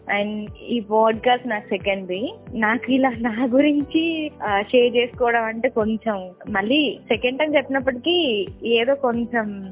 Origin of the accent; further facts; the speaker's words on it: Karimnagar, Telangana, India; also born or lived in Sircilla; నేను పెరిగిందంతా ఆవిడ దగ్గరనే మాది ప్రాపర్ సిరిసిల్ల అయినప్పటికీ వాళ్ళది కరీంనగర్ సో నేను అమ్మమ్మ దగ్గర పెరిగాను